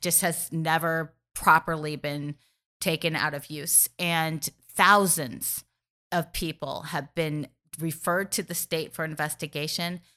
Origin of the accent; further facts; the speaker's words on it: Missouri, United States; my home state of Missouri